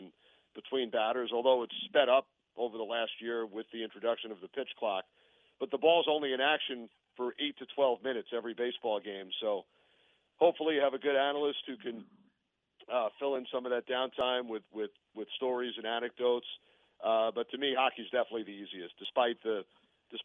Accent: New York, United States; growing up in New York

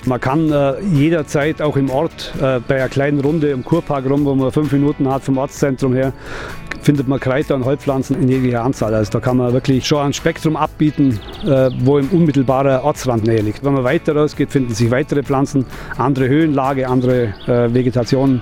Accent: Oberstaufen, Bavaria, Germany; als Einheimischer

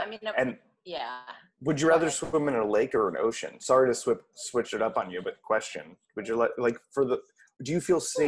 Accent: Toms River, New Jersey, United States; I grew up on the Jersey Shore and just out in Tom's River over a bridge to Seaside

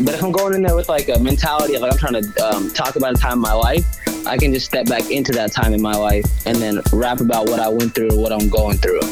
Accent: Gwinnett County, outside Atlanta, Georgia, United States; moved away as an adult; also born or lived in Malden, Massachusetts; now in Boston, United States; I grew up in Gwinnett County

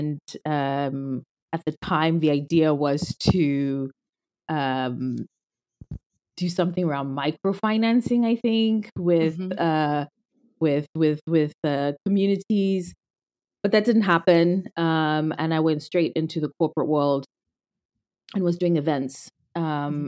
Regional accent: Zimbabwe; moved away as an adult; I was born and raised in Zimbabwe. I'm Zimbabwean. And lived there my whole life, all through high school

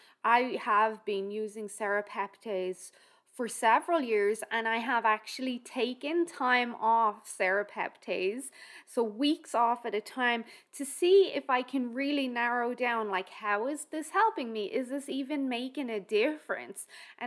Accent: Ireland; Remember, I'm Irish, so how you feel a heat wave is quite different to how I feel a heat wave.

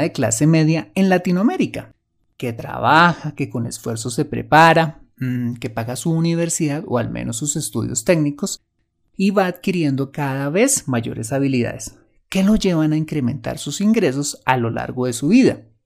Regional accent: Colombia

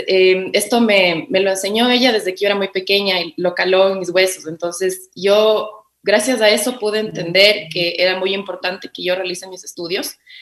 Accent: Quito, Pichincha, Ecuador; yo soy de aquí de Quito

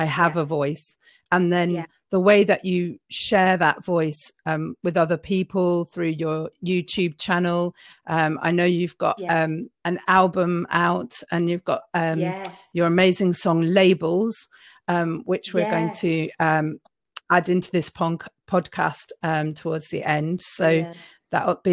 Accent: London, United Kingdom; I'm West London massive

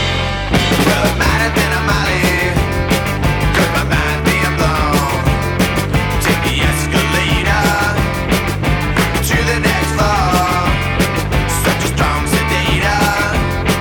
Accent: Ottawa, Ontario, Canada; I was born and raised in Ottawa. Well, like, I was born and raised in Canada

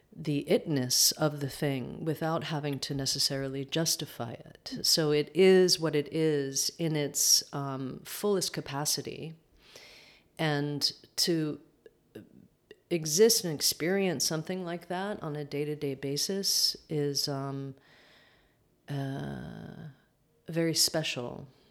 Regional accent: upstate New York, United States; also born or lived in Manhattan, New York; grew up upstate New York about an hour outside of Manhattan

